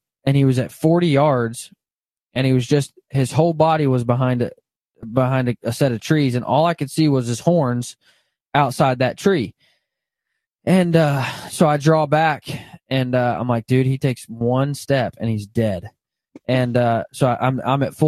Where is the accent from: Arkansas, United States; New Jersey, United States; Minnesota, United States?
Arkansas, United States; moved away; also born or lived in Kansas; I grew up in Arkansas